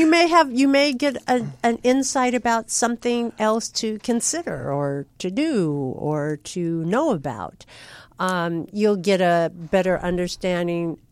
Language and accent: English; California, United States; also born or lived in Kansas; I was born in the Midwest, but I was raised in California by a strict Midwestern father